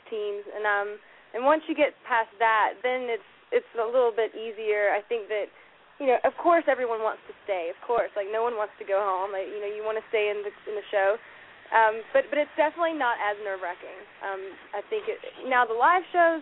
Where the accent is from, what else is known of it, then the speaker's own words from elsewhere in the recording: Metter, Georgia, United States; moved away as an adult; also born or lived in Nashville, Tennessee / Los Angeles, California; I'm actually from Metter, Georgia